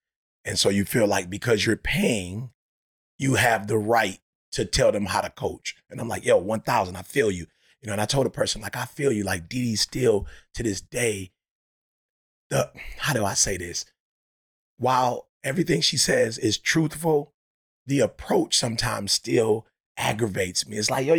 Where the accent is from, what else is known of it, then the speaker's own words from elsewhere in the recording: Detroit, Michigan, United States; Because I grew up in Detroit and I was a Piston fan